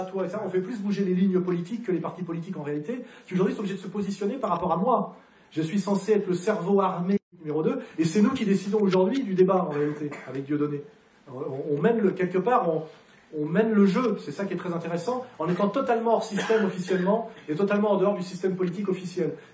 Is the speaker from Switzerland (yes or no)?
yes; Geneva, Switzerland; Moi, je suis citoyen de Genève. Quand je vois que c'est elle, la mairesse de la ville dont je suis originaire, comme Jean-Jacques Rousseau